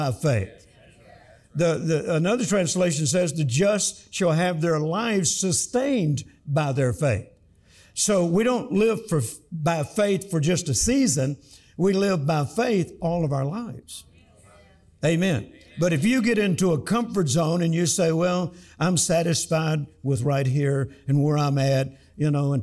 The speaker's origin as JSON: {"language": "English", "region": "Louisiana", "country": "United States", "tie": "born or raised there", "also_born_or_lived": "Mississippi", "accent": "Southern", "moved": "as an adult", "lives_now": "Texas, United States", "said": "I was born on a farm in Mississippi. I grew up in Louisiana, and now I live in Texas. So I'm still Southern to the core"}